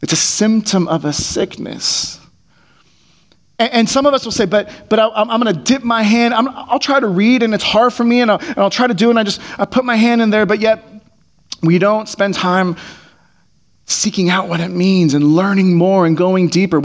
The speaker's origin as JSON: {"language": "English", "area": "Bay Area", "region": "California", "country": "United States", "tie": "born or raised there", "said": "I grew up in the Bay Area."}